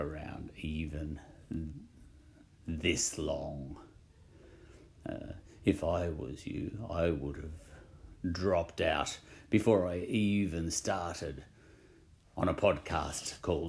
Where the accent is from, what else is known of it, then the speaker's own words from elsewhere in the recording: Australia; I'm an Australian